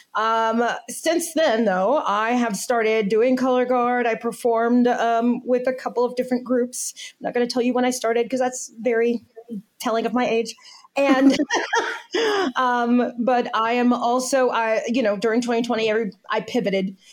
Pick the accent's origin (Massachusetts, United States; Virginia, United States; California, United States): Virginia, United States; moved away; I am originally from Virginia.